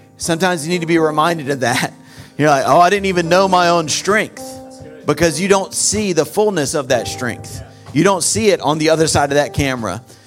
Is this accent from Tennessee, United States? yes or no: no; North Carolina, United States; I'm from North Carolina, so you're gonna get a few y'alls